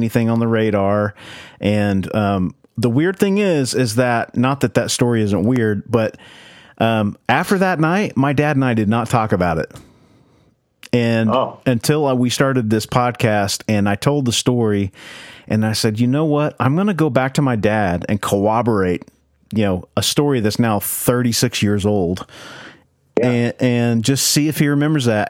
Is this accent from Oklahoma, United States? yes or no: yes; Oklahoma, United States; we grew up in Oklahoma, in the middle of nowhere